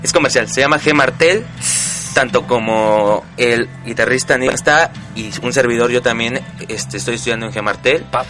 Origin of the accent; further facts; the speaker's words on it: Puebla, Mexico; moved away; yo soy originario de Puebla